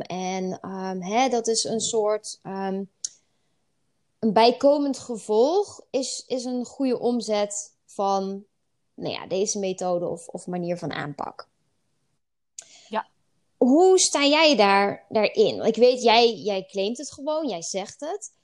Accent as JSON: {"language": "Dutch", "country": "Netherlands", "said": "we dat als, als Nederlanders"}